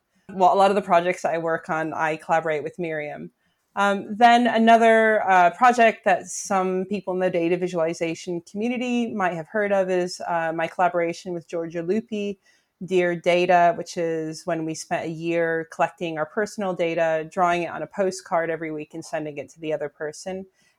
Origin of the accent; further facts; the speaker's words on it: United States; now in London, United Kingdom; I am American, but I live in London now.